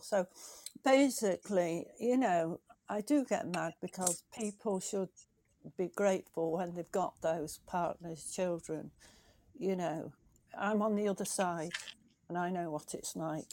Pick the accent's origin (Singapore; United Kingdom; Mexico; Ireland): United Kingdom; England; from England